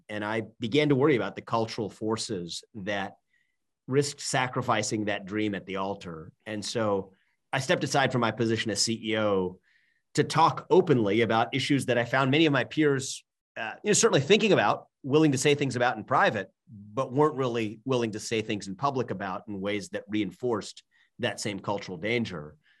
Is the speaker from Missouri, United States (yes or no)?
no; Cincinnati, Ohio, United States; moved away as an adult; also born or lived in Northeast US; I was born and raised in Cincinnati, Ohio